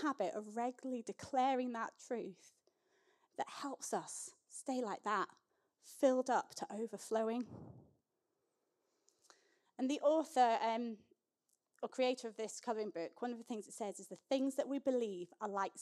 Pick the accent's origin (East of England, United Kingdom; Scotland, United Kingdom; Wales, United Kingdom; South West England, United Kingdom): Scotland, United Kingdom; I grew up in the Scottish Episcopal Church, which is the Scottish version of the Church of England.